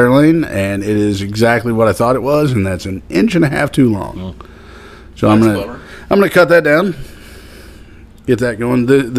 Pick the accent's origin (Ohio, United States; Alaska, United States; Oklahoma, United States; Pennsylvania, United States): Oklahoma, United States; Miami; I'm going to be working another car show in my hometown.